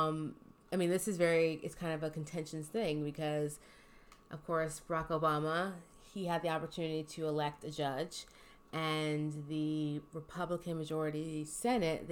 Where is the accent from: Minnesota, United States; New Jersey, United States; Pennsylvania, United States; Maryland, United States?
Pennsylvania, United States; Philadelphia; We're from Philly